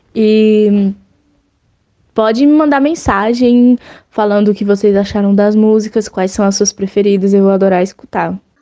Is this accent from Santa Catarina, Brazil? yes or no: no; Brasília, Federal District, Brazil; eu sou de Brasília